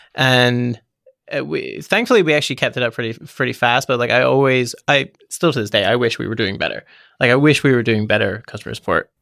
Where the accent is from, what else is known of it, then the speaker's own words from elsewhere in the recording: Forest of Dean, South West England, United Kingdom; so I'm from the United Kingdom, and I'm from a tiny place called the Forest of Dean